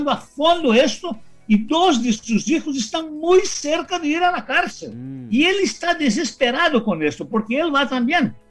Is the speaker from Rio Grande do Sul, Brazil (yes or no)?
yes; Rio Grande do Sul, Brazil; born there; Spanish is a second language; yo soy gaucho de, nacimiento, nací ahí en Río Grande do Sur ¿no?